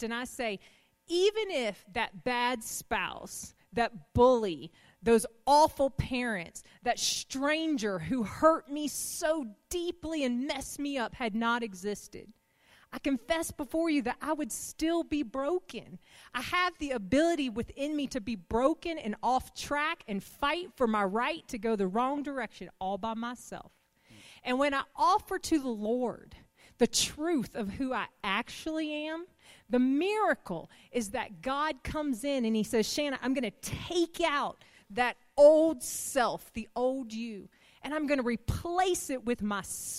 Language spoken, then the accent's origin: English; the South, United States; we're from the South